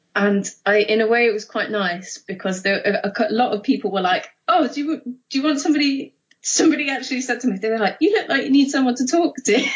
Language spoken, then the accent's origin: English; Mansfield, East Midlands, United Kingdom; a comic shop in my hometown called Ground Zero in Mansfield